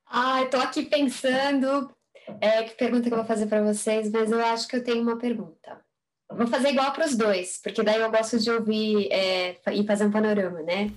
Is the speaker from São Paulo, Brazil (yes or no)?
yes; São Paulo, Brazil; Tem muito de São Paulo, porque é a cidade onde eu nasci e a cidade onde eu moro